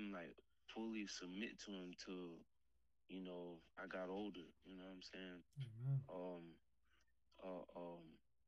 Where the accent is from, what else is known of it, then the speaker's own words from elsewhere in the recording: Marietta, Georgia, United States; now in Michigan, United States; I'm from Georgia, Marietta, Georgia.